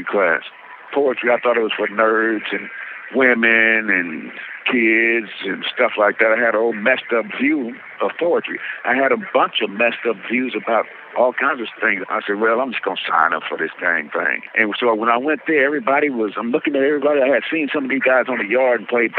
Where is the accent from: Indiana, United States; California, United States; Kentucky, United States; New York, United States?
California, United States; Barstow; I'm from Barstow, the heart of the high desert. You know, and I was telling her, that's the only place I knew until they brought me here.